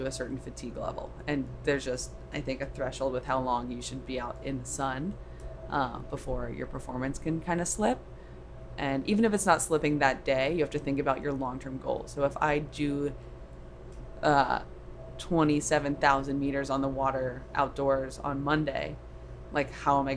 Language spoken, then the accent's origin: English; Orlando, Florida, United States; moved away; also born or lived in California / Boston; I grew up in Florida in Orlando and then went out to California and got to Boston